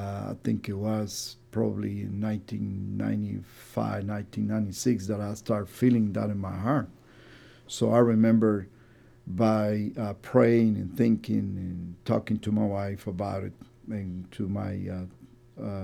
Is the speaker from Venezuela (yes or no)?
no; San José, Costa Rica; moved away as an adult; also born or lived in Guatemala; now in United States; I was born in San Jose, Costa Rica